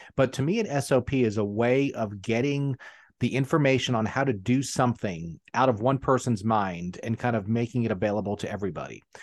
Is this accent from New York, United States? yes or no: yes; New York City, New York, United States; now in South Carolina, United States; I actually grew up in Queens